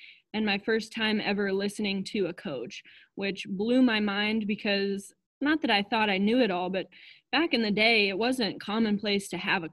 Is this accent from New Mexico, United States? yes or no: no; Western South Dakota, United States; I grew up in Western South Dakota